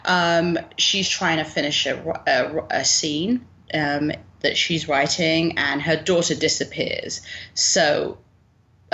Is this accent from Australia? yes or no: no; United Kingdom; as a Brit